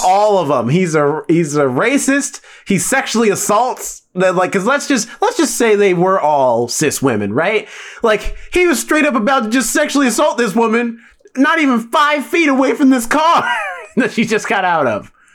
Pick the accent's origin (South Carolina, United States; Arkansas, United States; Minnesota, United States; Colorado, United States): South Carolina, United States; growing up in South Carolina